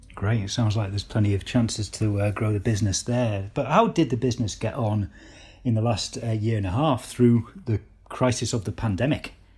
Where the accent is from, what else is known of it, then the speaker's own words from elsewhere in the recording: Cumbria, North West England, United Kingdom; ask me if I'm a, I'm a Geordie, but I'm not. I'm from Cumbria.